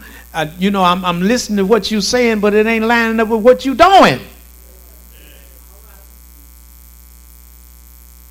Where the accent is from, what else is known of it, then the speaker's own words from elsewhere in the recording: Shreveport, Louisiana, United States; also born or lived in Lakeside; I'm from Southeast Shreveport and moved on to Lakeside and then on with my life